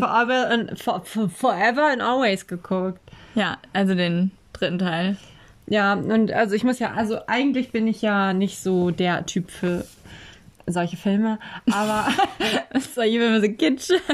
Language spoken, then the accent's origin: German; Oldenburg, Lower Saxony, Germany; in Eversen, wo ich aufgewachsen bin